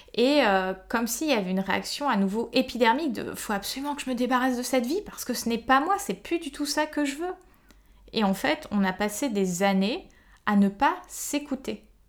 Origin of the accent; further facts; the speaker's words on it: Paris, Île-de-France, France; je suis une Parisienne euh, de 34 ans